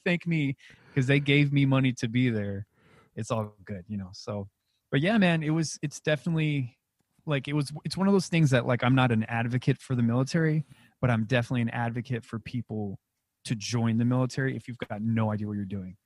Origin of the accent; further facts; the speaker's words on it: Alamogordo, New Mexico, United States; moved away as an adult; also born or lived in Las Vegas; I'm originally from Alamogordo, New Mexico.